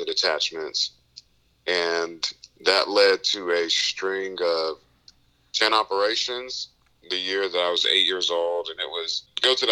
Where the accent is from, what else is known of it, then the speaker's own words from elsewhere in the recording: Raleigh, North Carolina, United States; I grew up in Raleigh, North Carolina